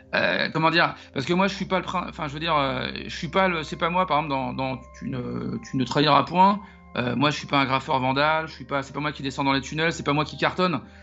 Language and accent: French; Paris, Île-de-France, France; je suis né et j'ai grandi à Paris